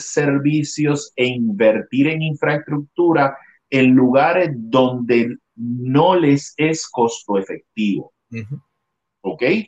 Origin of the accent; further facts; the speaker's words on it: Adjuntas, Puerto Rico; moved away as an adult; also born or lived in San Juan, Puerto Rico; now in Los Angeles, United States; este es mi pueblo donde nací y, estudié toda mi escuela en, eh, elemental, intermedia y superior